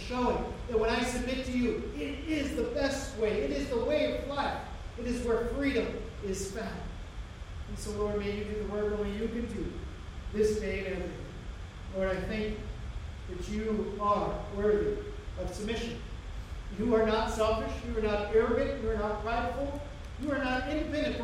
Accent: United States; we as American Christians

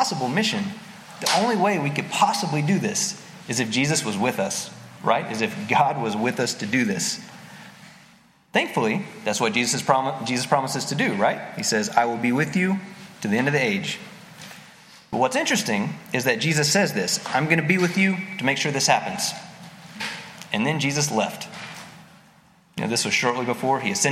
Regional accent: East Tennessee, United States; moved away; I grew up in East Tennessee, an hour north of Knoxville, in a really, really small hillbilly town in the Appalachian Mountains.

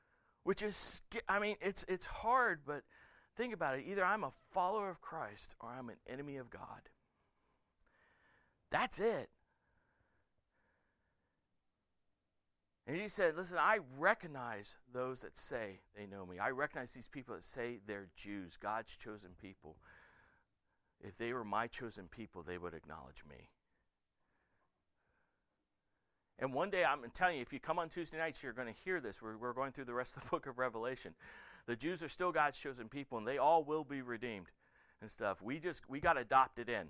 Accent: the South, United States; I was raised in the South by a West Virginia hillbilly

